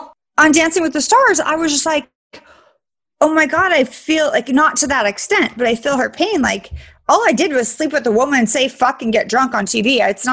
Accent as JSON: {"language": "English", "town": "Sacramento", "region": "California", "country": "United States", "tie": "born or raised there", "said": "I grew up in Sacramento."}